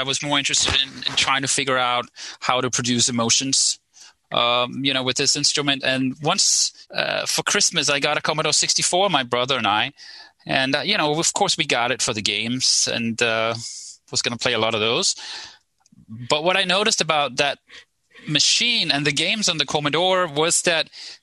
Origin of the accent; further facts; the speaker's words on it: right outside Copenhagen, Capital Region of Denmark, Denmark; I grew up in right outside Copenhagen in Denmark.